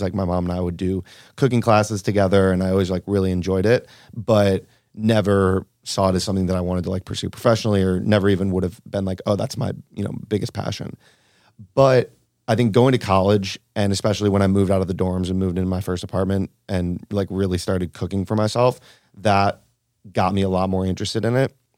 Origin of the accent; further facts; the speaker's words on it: Cleveland, Ohio, United States; moved away; also born or lived in Argentina / Tulum; I was raised in Cleveland, Ohio, kind of classic Midwestern upbringing